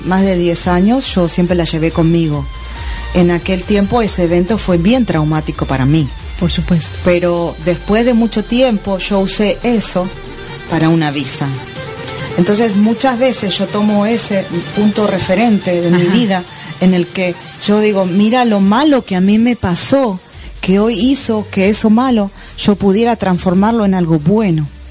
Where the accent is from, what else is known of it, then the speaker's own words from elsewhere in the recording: Argentina; moved away as an adult; now in Miami, United States; salí de Argentina con 400 dólares